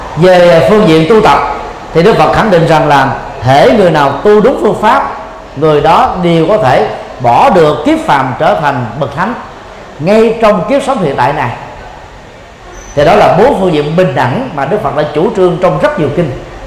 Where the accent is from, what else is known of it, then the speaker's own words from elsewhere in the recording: Vietnam; người Việt Nam chúng ta